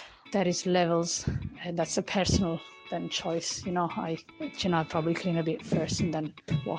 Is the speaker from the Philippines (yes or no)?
no; Italy; I grew up in Italy, so a country where bidets are everywhere, and I really missed it.